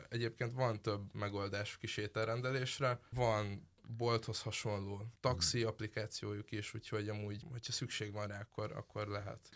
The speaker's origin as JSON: {"language": "Hungarian", "town": "Pécs", "region": "Baranya", "country": "Hungary", "moved": "yes", "said": "én Pécsi vagyok"}